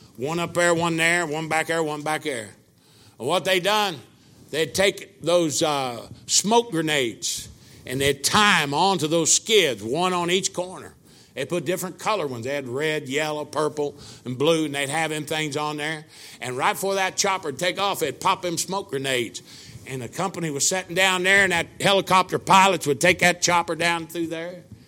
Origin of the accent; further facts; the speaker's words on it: Brookville, Indiana, United States; I was sitting in my hometown in Brookville, Indiana, my mom and dad's kitchen table